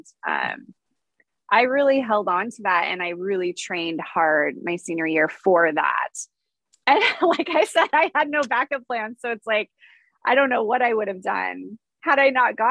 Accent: Portland, Oregon, United States; I grew up in Portland, Oregon.

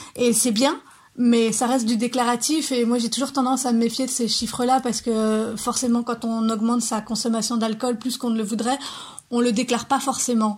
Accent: Lorraine, Grand Est, France; je viens de Lorraine

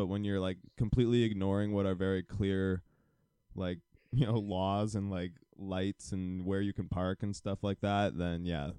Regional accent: United States; I mean, I'm American as well, but, like, there's still only so much I can do without actually, like, moving myself.

